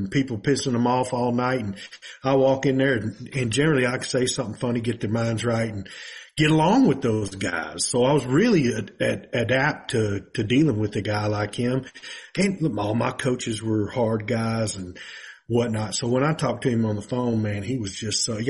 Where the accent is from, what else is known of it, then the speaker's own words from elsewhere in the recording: Houston, Texas, United States; from Houston, Texas